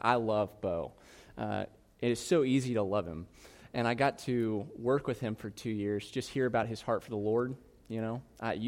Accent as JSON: {"language": "English", "region": "South Carolina", "country": "United States", "said": "I'm from South Carolina"}